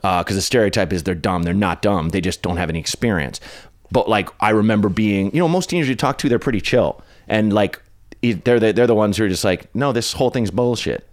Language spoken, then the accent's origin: English; Portland, Oregon, United States; where I grew up in Northeast Portland was not very pretty or nice